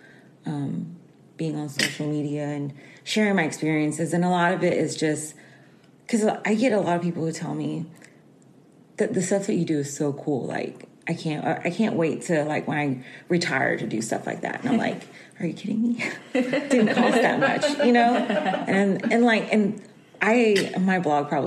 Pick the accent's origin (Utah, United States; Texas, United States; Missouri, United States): Texas, United States; Houston; I'm from Houston, Texas